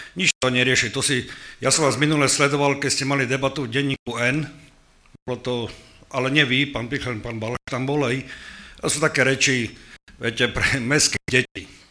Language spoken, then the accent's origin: Slovak; Ruské, Prešov Region, Slovakia; also born or lived in Snina; Pochádzam z obce Ruské na Vodárenskom nádržov Starina